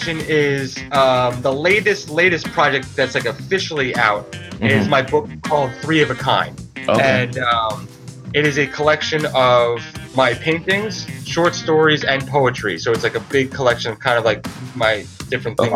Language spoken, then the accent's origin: English; New Jersey, United States; moved away as an adult; now in Brooklyn, United States; I'm from New Jersey